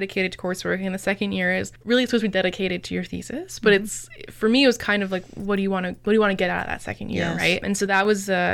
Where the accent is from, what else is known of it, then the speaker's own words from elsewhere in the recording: Windsor, Ontario, Canada; also born or lived in Kingston; we're both from Windsor